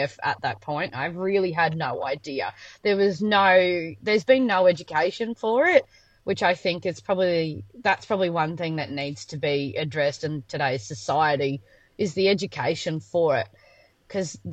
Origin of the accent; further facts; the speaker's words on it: Surat, Queensland, Australia; also born or lived in Toowoomba, Queensland; we've been born and raised in Surat